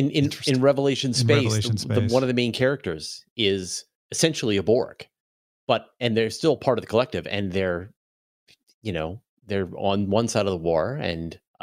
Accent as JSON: {"language": "English", "country": "Canada", "said": "I'm a Canadian."}